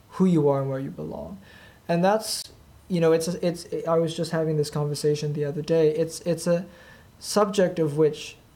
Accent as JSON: {"language": "English", "country": "Thailand", "said": "and um, yet I'm originally from Thailand."}